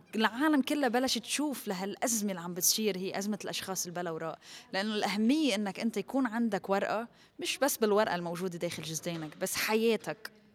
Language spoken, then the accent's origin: Arabic; Lebanon; ربيت وخلقت بلبنان من أهل سورية